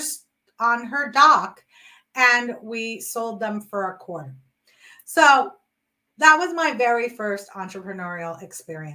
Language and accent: English; New York City, New York, United States; my best friend and myself who we grew up in New York City